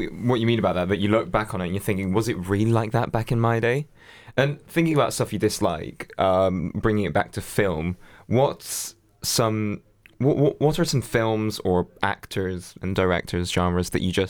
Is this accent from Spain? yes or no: yes; Spain; Even though I grew up in Spain, we had Sky, like we managed to have the Sky account registered to my nan's house in Lincoln.